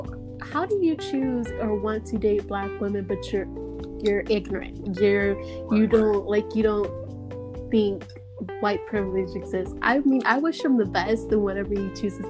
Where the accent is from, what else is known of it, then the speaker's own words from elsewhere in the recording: Missouri, United States; now in San Antonio, United States; I live here, but I'm from Missouri